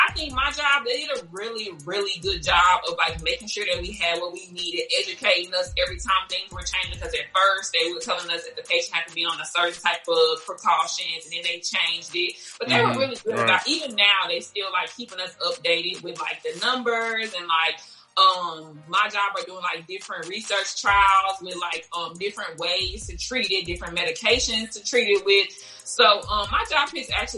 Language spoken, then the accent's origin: English; Chicago, Illinois, United States; moved away as an adult; also born or lived in Louisiana; I lived in Louisiana, which was like totally different because I'm from Chicago